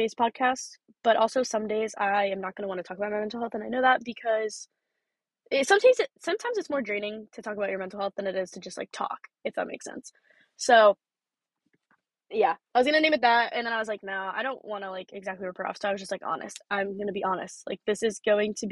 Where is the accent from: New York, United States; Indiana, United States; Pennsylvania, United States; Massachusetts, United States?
Pennsylvania, United States; I am from Pennsylvania.